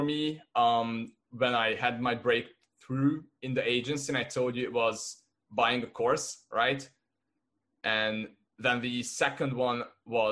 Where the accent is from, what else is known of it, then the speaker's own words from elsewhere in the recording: Hungary; first language Hungarian; English is a second language; I'm from Hungary